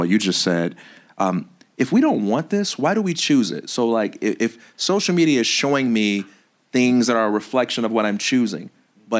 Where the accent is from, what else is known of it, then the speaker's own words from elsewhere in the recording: Chicago, Illinois, United States; I am a Black American male, or I am a Christian, or I am from Chicago